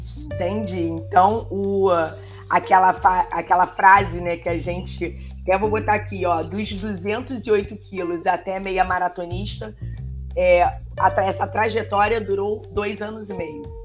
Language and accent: Portuguese; Rio de Janeiro, Brazil; eu sou do Rio de Janeiro, eu fiz uma estadual